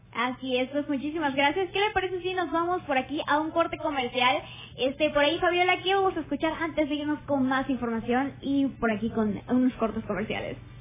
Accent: Mexico; la mayoría de los mexicanos tal vez podemos decir que nuestra lengua materna es el español

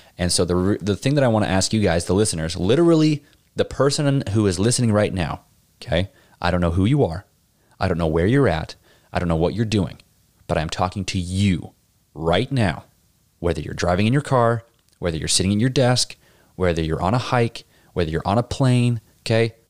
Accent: Pinesdale, Montana, United States; growing up in Pinesdale

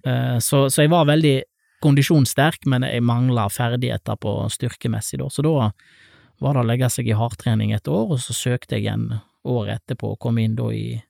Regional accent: Leirvik, Vestland, Norway; also born or lived in Latur, India; Jeg vokste opp på, på Ås, eh, rett opp for sentrum, eh, Lærvik sentrum

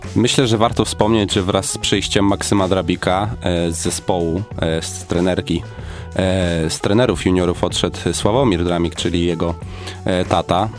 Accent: Gorzów Wielkopolski, Lubusz Voivodeship, Poland; do mojego rodzinnego miasta, czyli do zespołu Stali Gorzów

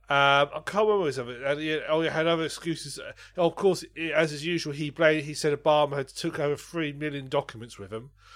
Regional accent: United Kingdom; I'm British

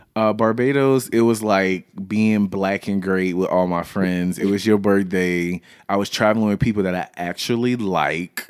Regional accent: the South, United States; I was raised in the South, always lived in the South

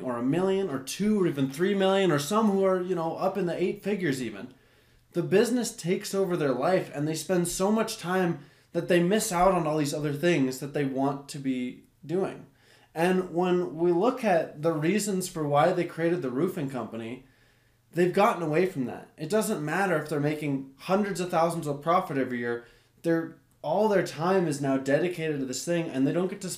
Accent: United States; I'm an American

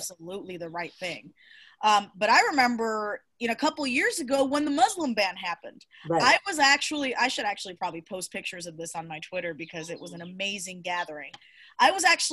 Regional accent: Cuba; now in United States; I was born in Cuba

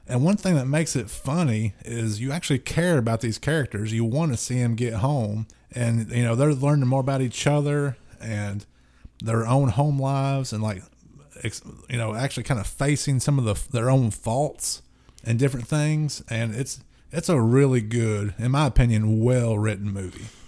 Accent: the South, United States

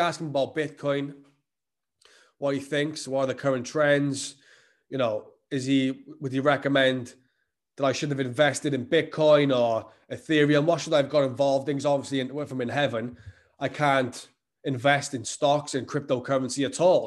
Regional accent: the Welsh valleys, Wales, United Kingdom; I live growing up in the Welsh valleys, places like that, where, like, these, like, small towns

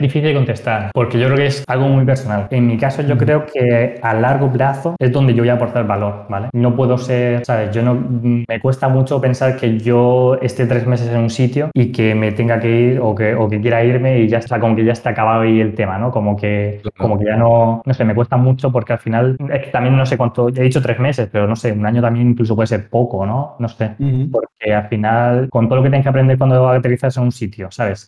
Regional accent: Murcia, Region of Murcia, Spain; moved away; also born or lived in Barcelona; yo soy de Murcia

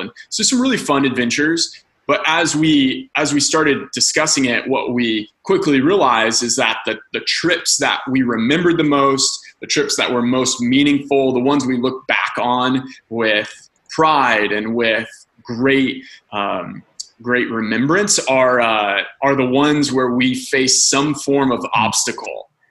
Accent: Andrews, Indiana, United States; moved away as an adult; now in California, United States; I, am originally from a small town called Andrews, Indiana.

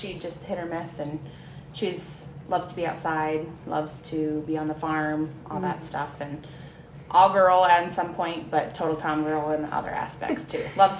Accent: Edgewood, United States; I'm originally from Edgewood. I was originally of Orwald.

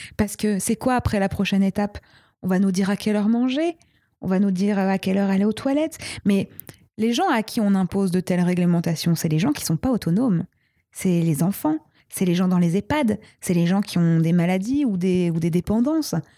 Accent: Brittany, France; je viens de l'ouest de la France, je suis bretonne

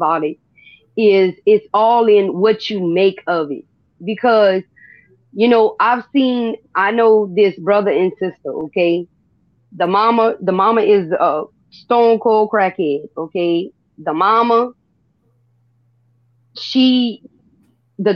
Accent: Louisiana, United States; we grew up dirt poor. I mean, gaps in the floor where they got rats crawling in and out and possums and all this stuff. I'm from Louisiana

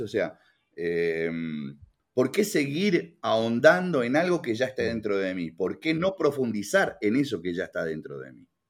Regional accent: Uruguay; moved away; also born or lived in Canada; yo como buen uruguayo me gusta el candombe

